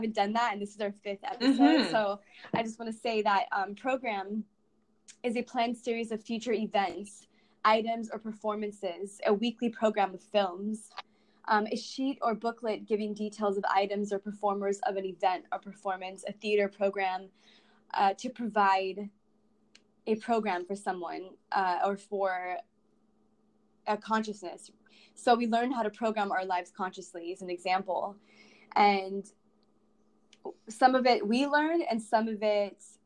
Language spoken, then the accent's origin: English; Los Angeles, California, United States; I grew up in the Los Angeles Valley